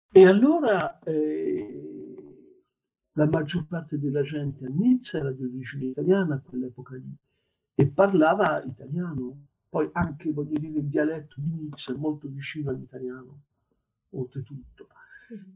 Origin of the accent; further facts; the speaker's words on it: France; ho sessantotto anni e, eh, sono francese